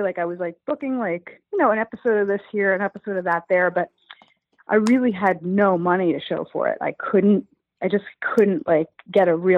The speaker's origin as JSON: {"language": "English", "town": "New York City", "region": "New York", "country": "United States", "said": "I'm a Jew from Brooklyn"}